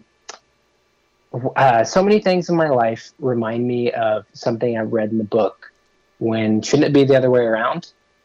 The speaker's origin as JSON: {"language": "English", "town": "Redding", "region": "California", "country": "United States", "moved": "as an adult", "lives_now": "Portland, United States", "said": "I'm originally from Redding, California"}